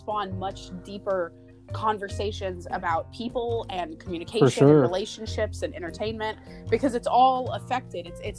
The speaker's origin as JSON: {"language": "English", "region": "Central Florida", "country": "United States", "tie": "born or raised there", "moved": "as an adult", "lives_now": "Pennsylvania, United States", "said": "growing up in Central Florida, like, everybody is at least theme park aware to some degree"}